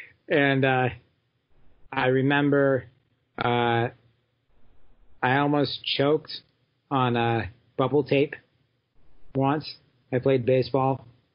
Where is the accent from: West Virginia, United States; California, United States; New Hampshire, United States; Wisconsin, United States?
New Hampshire, United States; Well, New Hampshire, there's a lot. There's this song out. This came out years ago about how there's nothing to do there. And New Hampshire is interesting.